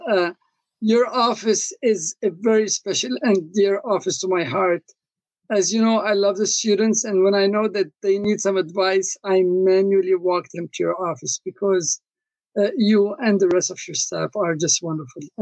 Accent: Lebanon; also born or lived in Congo; I come originally from Lebanon, although I was born in the Congo, which is in Africa.

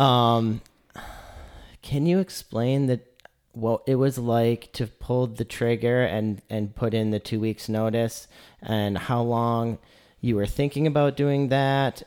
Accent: Lansing, Michigan, United States; now in Chattanooga, United States; I come from Lansing, Michigan, which is a university town.

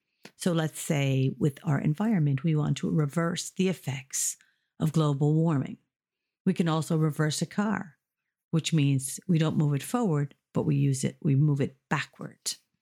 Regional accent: United States; moved away as an adult; now in Ireland; I'm from the United States, but I've been living in Ireland for over 30 years. So sometimes I have a mix of American vocabulary and Irish and or British vocabulary.

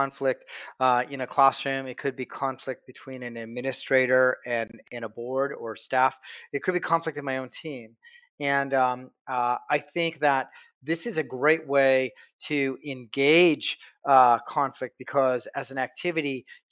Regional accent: Douglas, Wyoming, United States; from Douglas, Wyoming.

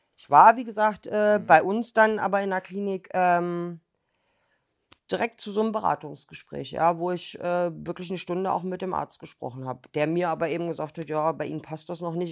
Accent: Berlin, Germany; now in Thuringia, Germany; Ich bin auch in Berlin aufgewachsen

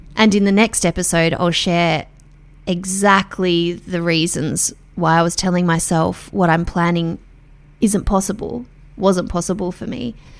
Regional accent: Melbourne, Victoria, Australia; I'm from Melbourne

